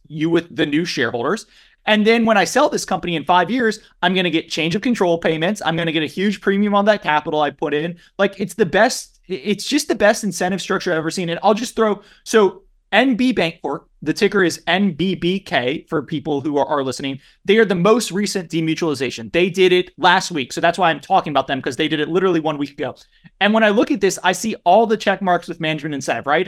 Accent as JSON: {"language": "English", "area": "near Lafayette", "region": "Louisiana", "country": "United States", "tie": "born or raised there", "said": "Lafayette, Louisiana, which is right outside of my hometown"}